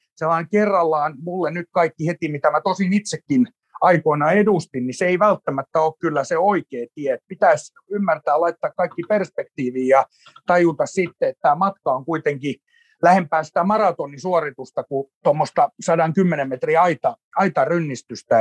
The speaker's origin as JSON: {"language": "Finnish", "town": "Turku", "region": "Southwest Finland", "country": "Finland", "tie": "born or raised there", "said": "Mä tulen Turusta Heidegenin synnytyssairaalasta 17.3. vuonna 1976 syntynyt, syntynyt tappaus ja, ja tota, elänyt koko ikäni Turussa"}